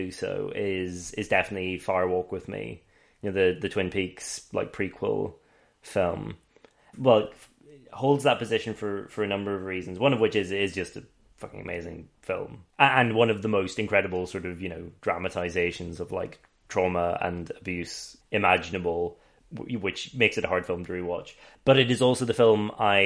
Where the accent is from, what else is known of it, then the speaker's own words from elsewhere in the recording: Northern Ireland, United Kingdom; I grew up in the Black North.